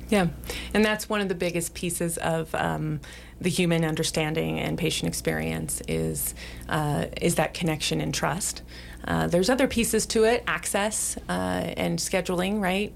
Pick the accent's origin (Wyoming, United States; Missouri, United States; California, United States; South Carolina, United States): Wyoming, United States; Sheridan; also born or lived in Billings, Montana / Arizona; I grew up here in Sheridan